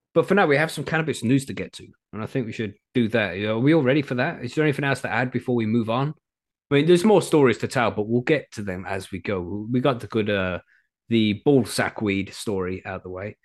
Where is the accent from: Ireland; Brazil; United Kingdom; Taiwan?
United Kingdom; England; I'm English